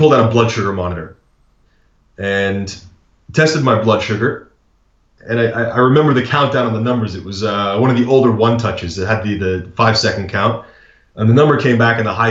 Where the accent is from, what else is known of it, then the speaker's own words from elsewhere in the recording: United States; as an American